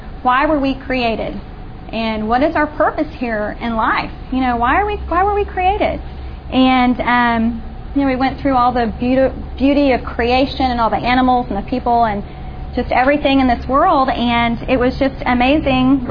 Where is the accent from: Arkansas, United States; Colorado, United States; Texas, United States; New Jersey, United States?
Texas, United States; Austin; I grew up in the Austin area